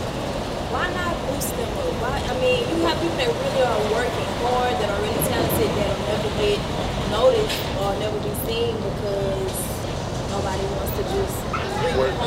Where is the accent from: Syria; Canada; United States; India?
United States; I'm African American.